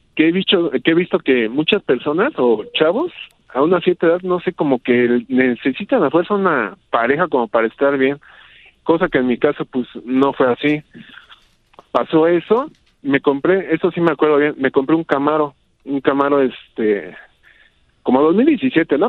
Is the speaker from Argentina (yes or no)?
no; Toluca, State of Mexico, Mexico; yo soy de Toluca, aquí del Estado de México